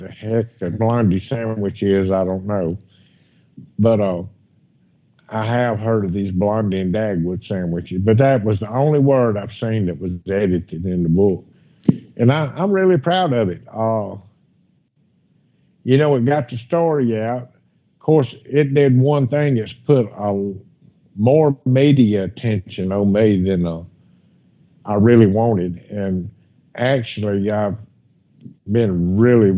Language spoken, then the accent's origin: English; Pascagoula, Mississippi, United States; here in my hometown. And I actually still live right here close to Pascagoula